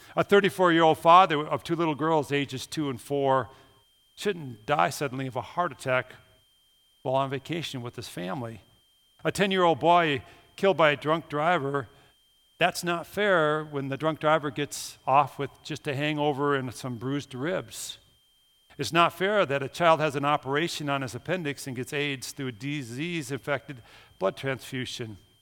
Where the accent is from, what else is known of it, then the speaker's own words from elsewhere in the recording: Minnesota, United States; moved away; I'm from Minnesota